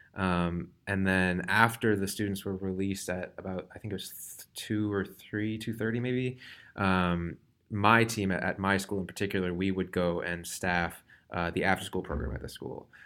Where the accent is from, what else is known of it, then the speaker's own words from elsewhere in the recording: Wellesley, Massachusetts, United States; I'm from Wellesley, Massachusetts